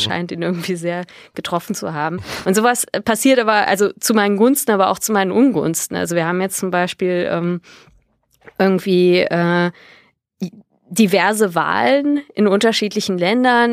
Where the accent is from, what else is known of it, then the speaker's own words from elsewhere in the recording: Bonn, North Rhine-Westphalia, Germany; moved away; also born or lived in Berlin; ich bin in Bonn geboren